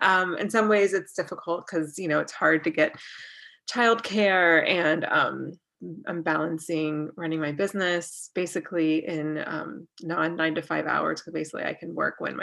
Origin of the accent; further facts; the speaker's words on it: North Carolina, United States; moved away as an adult; also born or lived in Jerusalem, Israel / Washington, D.C. / Texas / Colorado; now in New Jersey, United States; So I'm from North Carolina. Okay. I lived all over the place. I'm from North Carolina. I lived abroad for a couple years. And then I've lived in South Carolina, Washington, D.C., Texas, Colorado, California. And now I live in New Jersey.